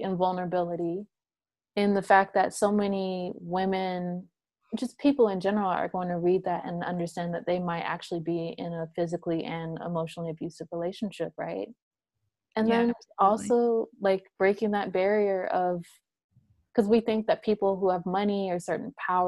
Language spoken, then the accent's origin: English; North Carolina, United States; also born or lived in California / Connecticut; I'm originally from California, but I grew up between Connecticut and North Carolina